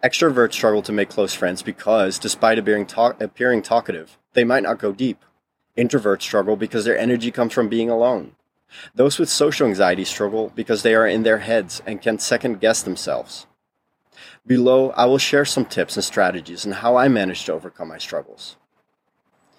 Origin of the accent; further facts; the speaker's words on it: Netherlands; first language Dutch; English is a second language; moved away; we had both been born and raised in the Netherlands.